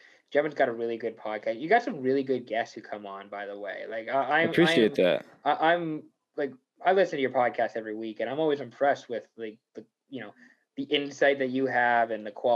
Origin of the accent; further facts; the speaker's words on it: United States; I'm from the States. Like, I've grown up a Mariners fan.